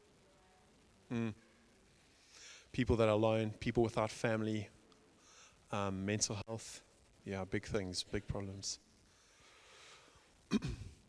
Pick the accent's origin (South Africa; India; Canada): South Africa; I grew up in South Africa, you can probably tell by the accent